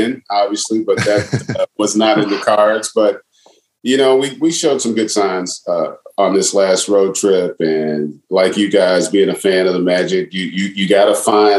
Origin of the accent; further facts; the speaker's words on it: Las Vegas, Nevada, United States; growing up in Las Vegas